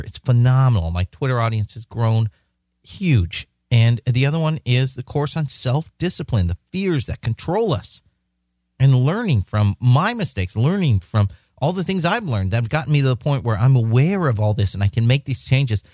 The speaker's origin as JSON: {"language": "English", "town": "San Diego", "region": "California", "country": "United States", "tie": "born or raised there", "said": "San Diego, my hometown."}